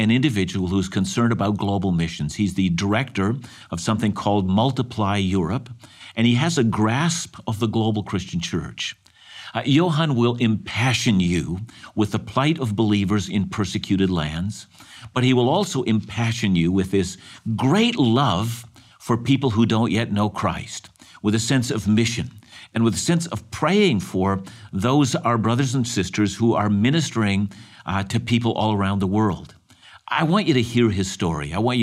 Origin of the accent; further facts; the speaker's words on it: Canada; I was born in this country and I'm thankful to be a Canadian.